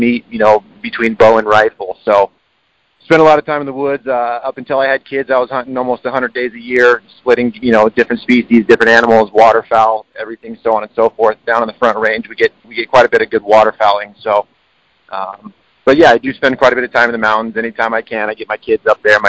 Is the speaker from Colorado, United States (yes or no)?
yes; Denver, Colorado, United States; I was born and raised in Denver